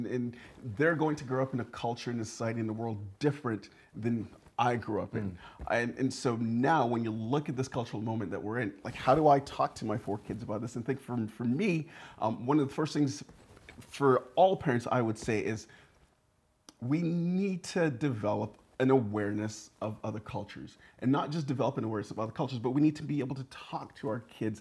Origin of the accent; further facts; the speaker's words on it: Burnaby, British Columbia, Canada; also born or lived in St. Lucia; I spent about the first 8 years of my life there, and then kind of moved and was brought up to Canada in Burnaby, and there I remained ever since.